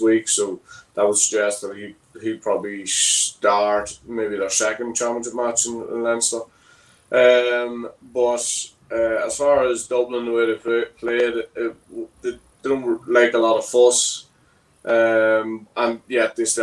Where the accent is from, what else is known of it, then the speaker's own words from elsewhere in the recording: Armagh, Northern Ireland, United Kingdom; I'm from Armagh